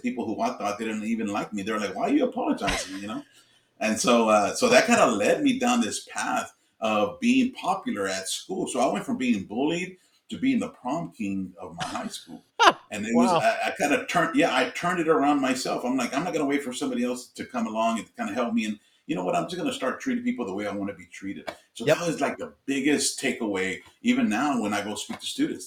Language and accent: English; Houston, Texas, United States; I grew up in Houston, Texas